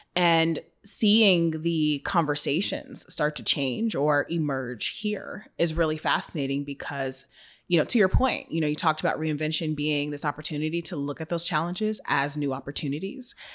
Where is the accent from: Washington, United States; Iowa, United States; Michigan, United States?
Washington, United States; Seattle; my hometown of Seattle